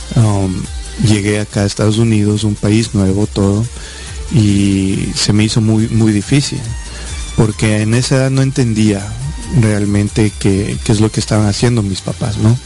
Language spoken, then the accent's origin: Spanish; Quito, Pichincha, Ecuador; now in United States; yo nací en Quito, Ecuador